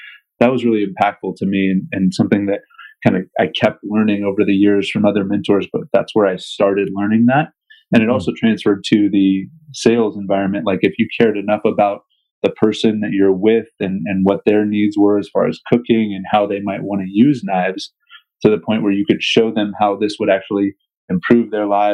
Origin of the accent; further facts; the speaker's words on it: King County, Western Washington, United States; I'm originally from Eastern Washington, but grew up in Western Washington in King County